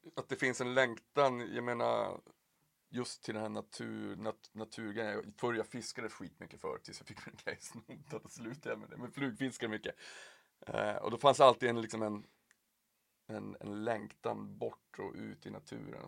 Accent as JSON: {"language": "Swedish", "town": "Piteå", "region": "Norrbotten County", "country": "Sweden", "tie": "born or raised there", "moved": "yes", "lives_now": "Stockholm, Sweden", "said": "jag är ju uppväxt i Piteå"}